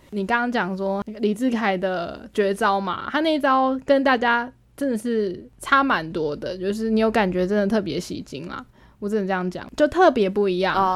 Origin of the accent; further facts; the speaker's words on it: Taiwan; 我说我们是台湾的我们